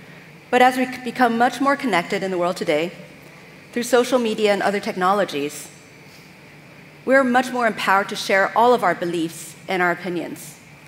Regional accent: Vienna, Austria; also born or lived in California, United States; I'm from California, but I actually, let's see if this works. There we go. Grew up in Vienna, Austria.

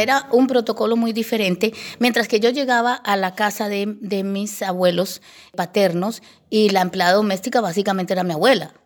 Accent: Bogotá, Colombia; also born or lived in Llanos Orientales; me crié en medio de Bogotá

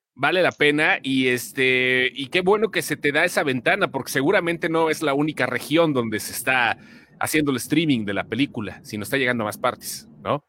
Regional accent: Guanajuato, Mexico; nosotros que somos de Guanajuato

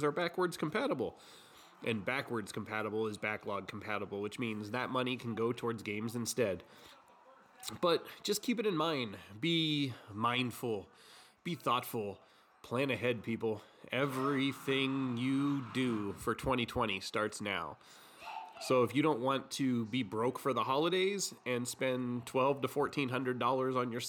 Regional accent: United States; I'm American

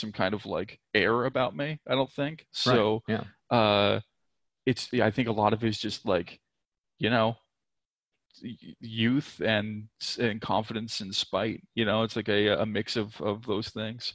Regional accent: Nova Scotia, Canada; moved away as an adult; also born or lived in Vancouver; I grew up in Nova Scotia, which for anybody that's unfamiliar is like by Maine

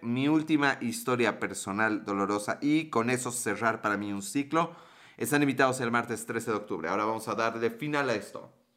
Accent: Mexico

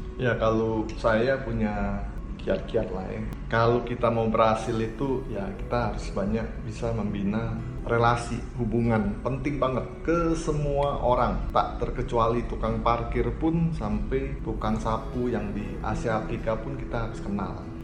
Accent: Palembang, South Sumatra, Indonesia; moved away as an adult; now in Bandung, Indonesia; saya dari Palembang ke Bandung itu tahun 91 92 saya masuk ke Universitas Maranatha

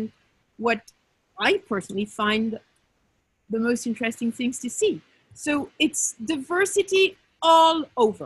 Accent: Paris, Île-de-France, France; moved away as an adult; now in Marrakesh, Morocco; I'm from Paris

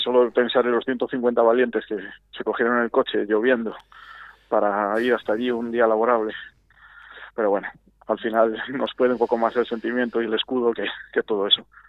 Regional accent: Arroyo de la Encomienda, Castile and León, Spain; somos muchos habitantes de Arroyo

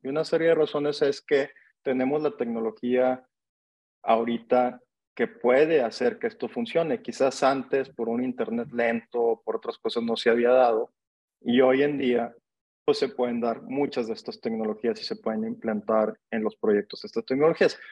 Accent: Monterrey, Nuevo León, Mexico; yo soy regio, yo nací en Monterrey

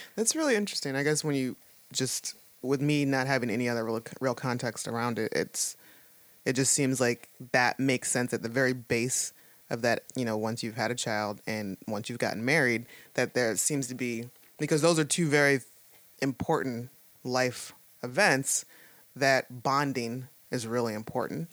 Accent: Toledo, Ohio, United States; moved away as an adult; now in Pittsburgh, United States; I come from Toledo, Ohio, and it's not small, but that was all I really that was my reference point for everything. And you, know, you grow up there. I was I lived there for, you know, till I was like 22, 23

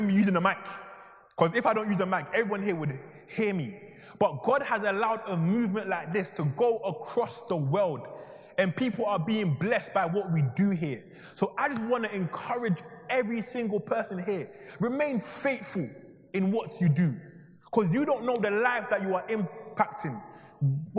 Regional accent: Ghana; now in London, United Kingdom; I'm even from Ghana, or two, that was actually my old high school

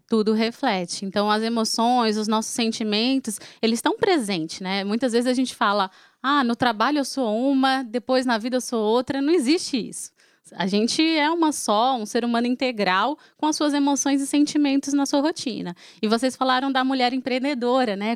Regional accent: Fortaleza, Ceará, Brazil; eu sou de Fortaleza

